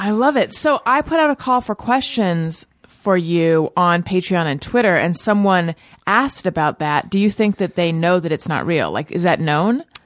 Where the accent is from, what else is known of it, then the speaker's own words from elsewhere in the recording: Newport Beach, California, United States; also born or lived in Costa Mesa; I am from Corona del Mar